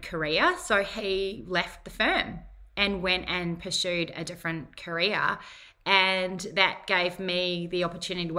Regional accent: Whangarei, Northland, New Zealand; moved away as an adult; now in Gold Coast, Australia; I'm from Whangarei, which is a little town 2 hours north of Auckland. It's fairly low socioeconomic area, I suppose. Not maybe so much now, but when I grew up

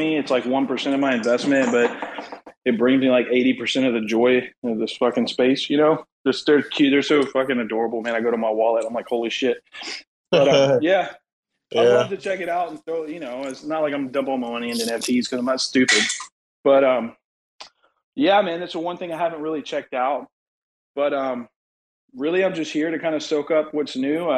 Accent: United States; I'm American

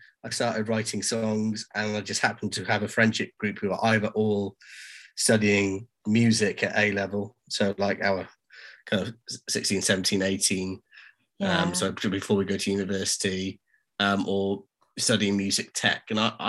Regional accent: Cardiff, Wales, United Kingdom; now in Newcastle, United Kingdom; I'm not originally from Newcastle, so I moved up from Cardiff in Wales.

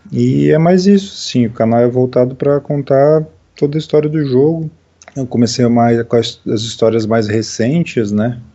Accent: Santa Catarina, Brazil; also born or lived in Foz do Iguaçu, Paraná, Brazil; quando eu tinha 10 anos, a gente veio embora para Santa Catarina

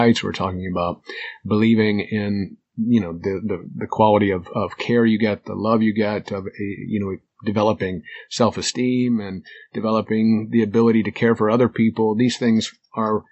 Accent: United States; as an American

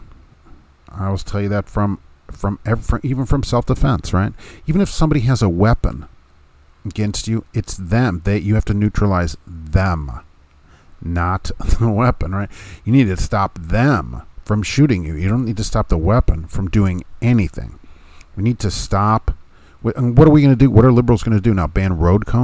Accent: Hammond, Indiana, United States; I grew up in Hammond outside Chicago

